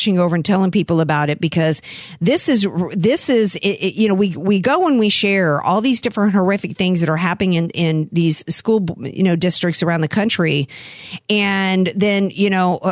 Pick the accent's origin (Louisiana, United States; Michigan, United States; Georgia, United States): Louisiana, United States; Slidell; I'm from Slidell